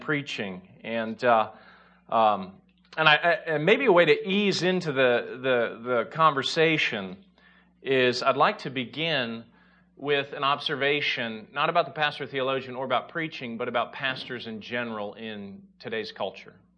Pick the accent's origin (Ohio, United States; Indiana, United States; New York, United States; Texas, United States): Indiana, United States; now in Chicago, United States; we're originally from Indiana